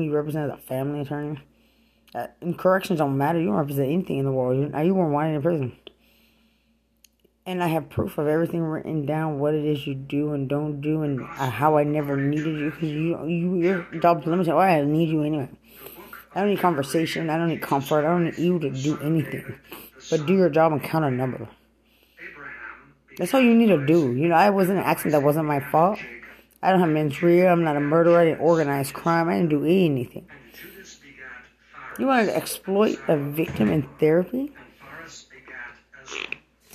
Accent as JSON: {"language": "English", "town": "Lubbock", "region": "Texas", "country": "United States", "said": "I'm from Lubbock"}